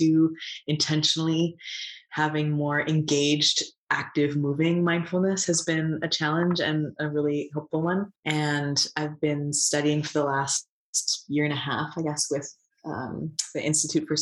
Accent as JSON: {"language": "English", "town": "Regina", "region": "Saskatchewan", "country": "Canada", "tie": "born or raised there", "moved": "yes", "said": "I grew up in Regina in Saskatchewan"}